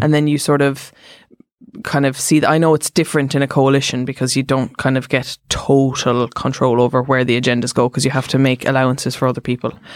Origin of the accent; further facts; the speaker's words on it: Cork, Munster, Ireland; I'm from Cork